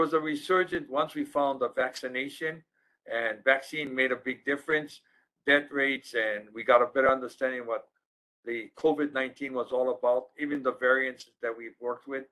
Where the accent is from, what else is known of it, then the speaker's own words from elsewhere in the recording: Big Island, Hawaii, United States; now in Maui, United States; I was born on the Big Island